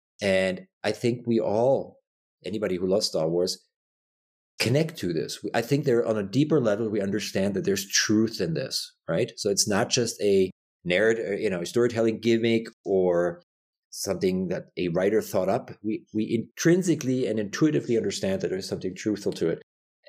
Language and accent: English; Germany; I was born and raised Catholic in Germany.